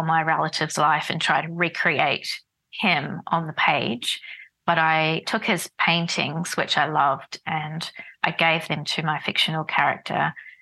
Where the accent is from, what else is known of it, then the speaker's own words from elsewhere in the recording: Dunedin, Otago, New Zealand; moved away as an adult; also born or lived in Wellington, New Zealand / Berlin, Germany; now in Melbourne, Australia; Port Chalmers, which is the port of the city of Dunedin, where I grew up in New Zealand.